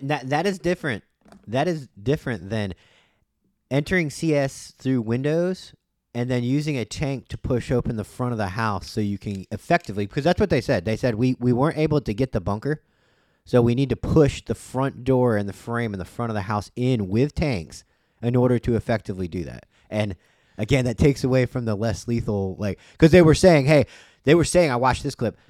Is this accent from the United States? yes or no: yes; United States; as an American